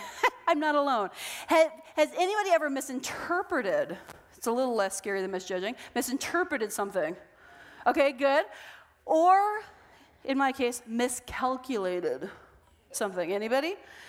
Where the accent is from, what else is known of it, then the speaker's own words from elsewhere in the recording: Minnesota, United States; So we are from Minnesota, and in Minnesota, it is cold, okay?